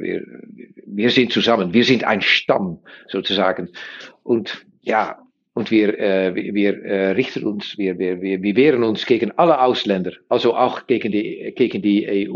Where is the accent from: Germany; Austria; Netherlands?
Netherlands; German is a second language; wir sind Niederländer